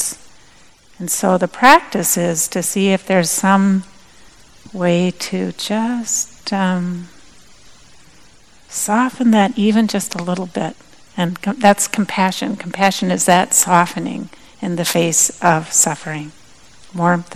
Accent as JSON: {"language": "English", "region": "Minnesota", "country": "United States", "also_born_or_lived": "Madison, Wisconsin", "moved": "yes", "said": "I'm originally from Minnesota"}